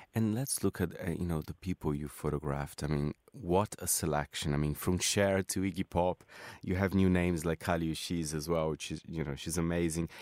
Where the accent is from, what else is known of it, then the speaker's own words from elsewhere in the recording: Brazil; moved away; I'm from Brazil